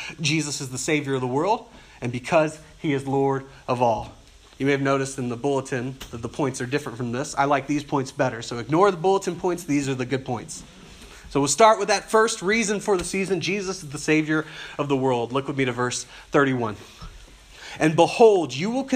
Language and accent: English; South Louisiana, United States; I grew up in South Louisiana, where the public schools were terrible